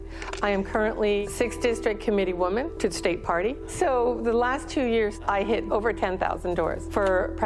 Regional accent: Canada; now in Georgia, United States; I'm from Canada.

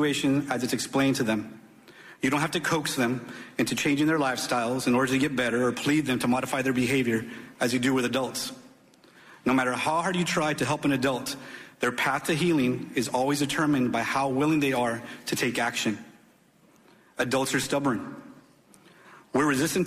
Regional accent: Uvalde, Texas, United States; I've lived in Uvalde my whole life. In fact, I attended Robb Elementary School myself as a kid

